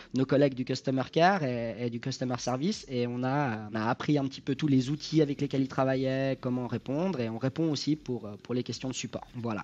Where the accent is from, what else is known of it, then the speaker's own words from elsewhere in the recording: Switzerland; J'habite en Suisse, je suis né en Suisse, je suis d'origine euh, italienne, mais né en Suisse